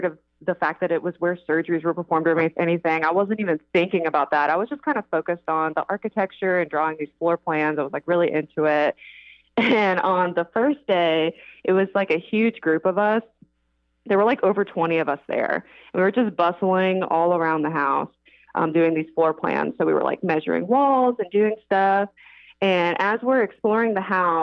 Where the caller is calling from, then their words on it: Greensboro, North Carolina, United States; I am calling from Greensboro, North Carolina